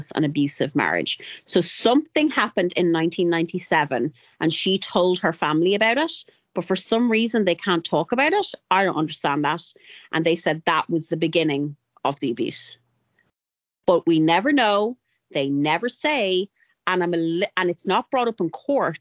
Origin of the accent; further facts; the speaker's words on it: Longford, County Longford, Ireland; I'm from Longford and we have a well-known rivalry with Westmead